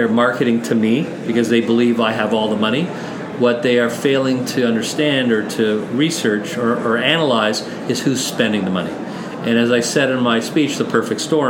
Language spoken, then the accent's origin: English; Canada; we are Canadian. We're truly Canadian